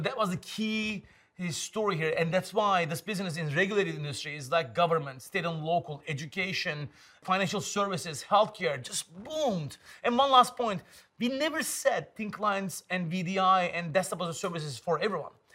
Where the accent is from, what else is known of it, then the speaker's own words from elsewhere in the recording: Istanbul, Turkey; English is a second language; moved away as an adult; also born or lived in Ankara / Germany; now in San Francisco, United States; growing up in Istanbul, born in Ankara.